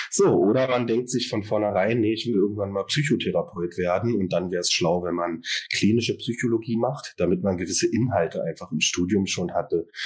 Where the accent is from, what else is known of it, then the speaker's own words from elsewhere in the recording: Berlin, Germany; born there; Ich bin äh, aus Berlin, also hier geboren und arbeite hier seit 2021 als Verhaltenstherapeut